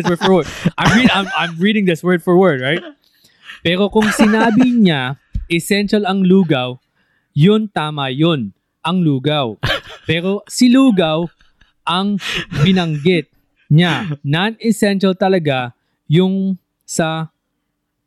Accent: United States; now in Philippines; growing up in the States, when my mom made lugaw, it was just lugaw

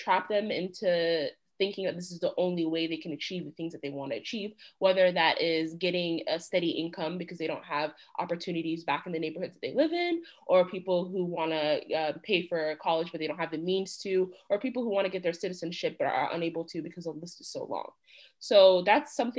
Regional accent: United States; as an American

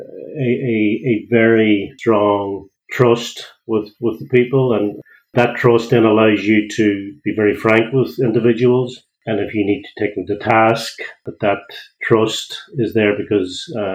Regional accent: County Donegal, Ireland; now in Greystones, Ireland; I don't have a Greystones accent. So I'm originally from Donegal

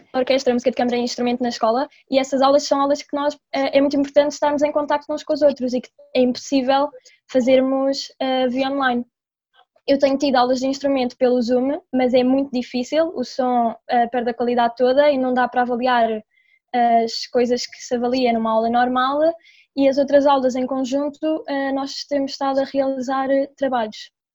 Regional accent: Mafra, Lisbon, Portugal; sou de Mafra

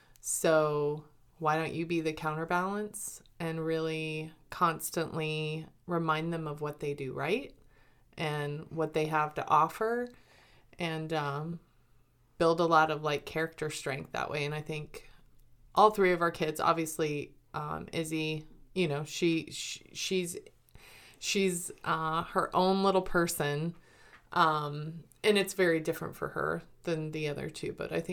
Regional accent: Colorado, United States; born there; also born or lived in Germany; And so I was born in Colorado, but lived all over the United States and lived in Germany. We actually lived in Germany when the Berlin Wall was still up.

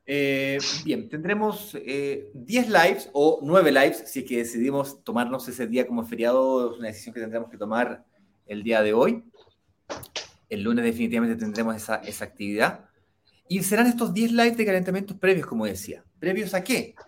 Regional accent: Chile; Chile, que es de donde yo soy originalmente

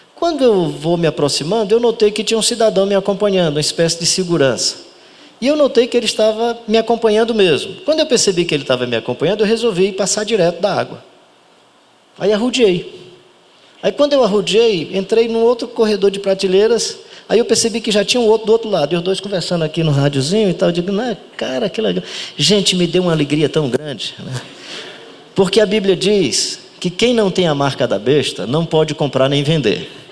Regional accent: Ceará, Brazil; como bom cearense

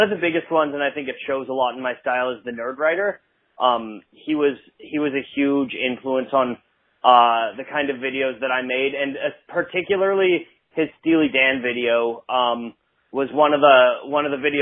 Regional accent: Ottawa, Ontario, Canada; moved away as an adult; now in Vancouver, Canada; Ottawa's my hometown

